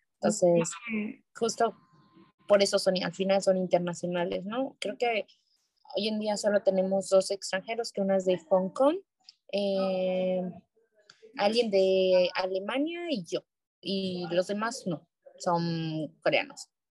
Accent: Mexico City, Mexico; moved away as an adult; now in South Korea; yo que soy de Ciudad de México

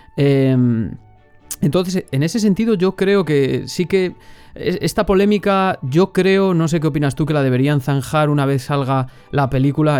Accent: Valladolid, Castile and León, Spain; de Valladolid, justo de donde soy yo

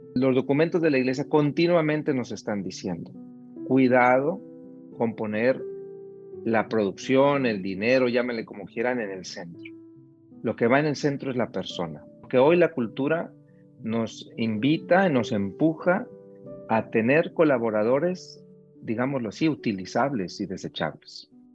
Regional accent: Monterrey, Nuevo León, Mexico; moved away as an adult; now in Mexico City, Mexico; yo soy originario de Monterrey, en México ahí he desarrollado gran parte de mi vida

